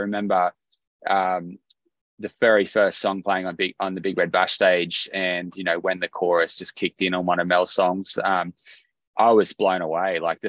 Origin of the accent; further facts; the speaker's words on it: Tamworth, New South Wales, Australia; My aunties and uncles all play music and have always played gigs around my hometown, and even my grandparents had a family band that played out Tamworth even before I was even born.